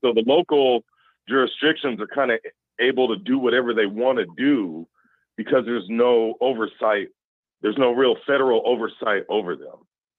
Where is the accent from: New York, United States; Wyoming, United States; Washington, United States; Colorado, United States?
Washington, United States; Spokane; moved away; I'm from that area. I'm from Spokane.